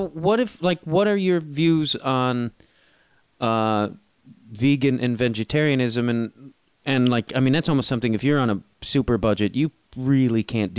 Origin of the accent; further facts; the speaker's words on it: Midwest, United States; I come from the Midwest where a salad is healthy